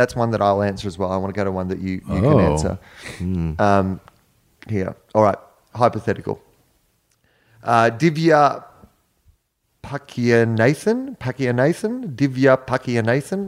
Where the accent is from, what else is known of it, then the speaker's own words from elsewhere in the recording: Australia; moved away; I'm from Australia.